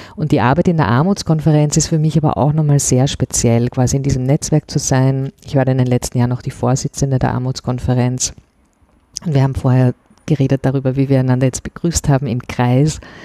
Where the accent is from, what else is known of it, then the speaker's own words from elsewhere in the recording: Vienna, Austria; ich bin in Wien geboren und auch hier aufgewachsen